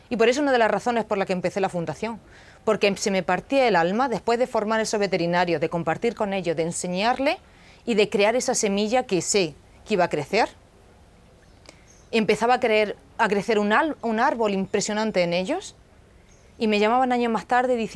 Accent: South Africa; que yo crecí en Sudáfrica con, con sudafricanos o con gente local y no tenía ningún prejuicio.

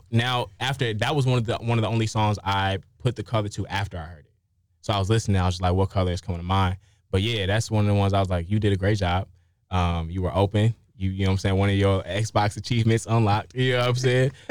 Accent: Chicago, Illinois, United States; about my experience growing up on the South Side of Chicago.

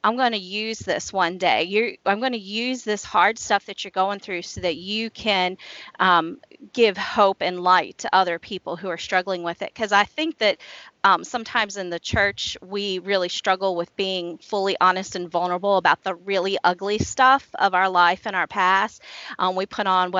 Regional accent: Washington, District of Columbia, United States; moved away as an adult; now in Shenandoah Valley, United States; I grew up in the Washington, D.C. area

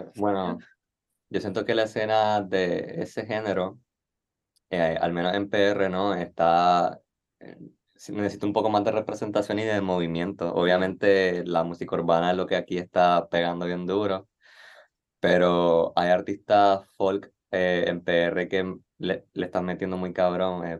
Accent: Nicaragua; moved away as an adult; now in Puerto Rico; soy nicaragüense y no me crié acá. Yo vine a Puerto Rico en el 2017 a estudiar

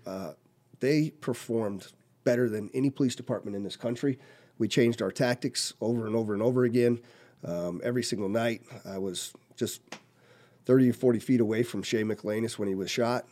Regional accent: Colorado, United States; moved away as an adult; also born or lived in California / Korea; now in Las Vegas, United States; I grew up in Colorado, born in California.

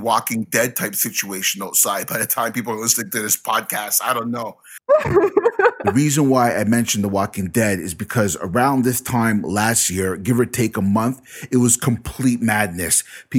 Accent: Canada; I mean, it's January, and January, in my many years and experience as a Canadian, is one of the coldest months of the year

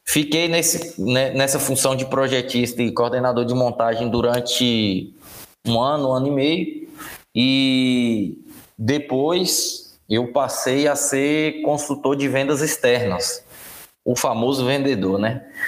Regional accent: Guanambi, Bahia, Brazil; moved away as an adult; also born or lived in Janaúba, Minas Gerais; sou natural de Guanambi, Bahia.

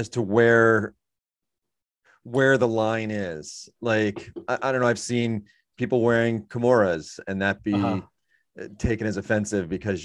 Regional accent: United States; also born or lived in New York; I'm American, born in America

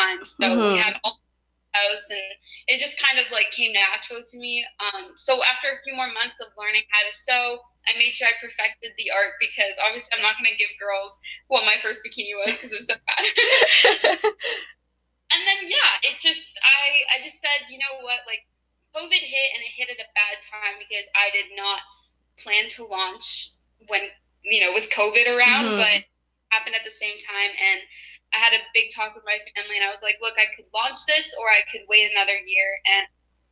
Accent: Toronto, Ontario, Canada; I'm 20 years old now and I'm from Toronto

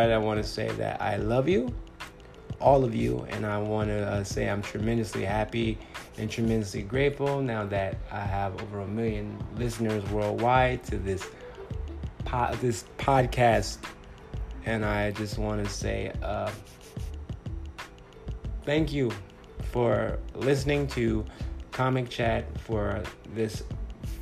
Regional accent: Compton, California, United States; also born or lived in Los Angeles, California; now in Phoenix, United States; I'm a 9-year comedian in the Phoenix, Arizona area, and I'm originally from Compton, California

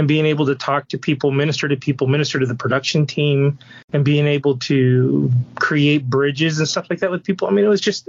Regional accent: Southern California, United States; Born and raised in Southern California.

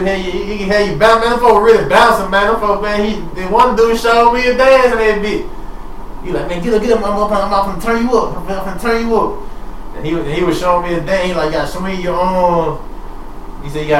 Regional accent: Manhattan, New York, United States; ABCU, straight from out the west side, and I'm from Manhattan, but man, they had the city on the goddamn map

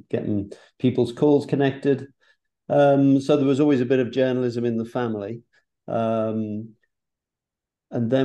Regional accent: Liverpool, North West England, United Kingdom; moved away as an adult; also born or lived in London; now in New York, United States; I was brought up in Liverpool

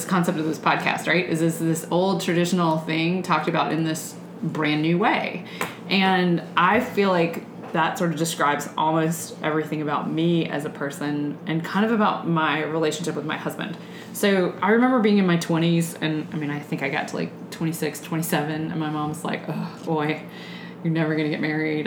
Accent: Georgia, United States; I grew up as a certain kind of girl in the South.

